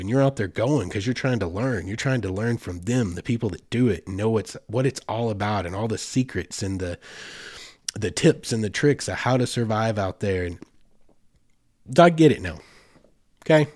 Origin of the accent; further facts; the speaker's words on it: Arkansas, United States; my home state